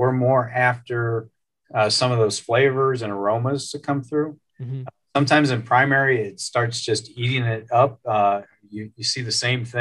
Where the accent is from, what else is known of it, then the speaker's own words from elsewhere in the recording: outside of Chicago, Illinois, United States; now in Fort Wayne, United States; I grew up outside of Chicago kind of area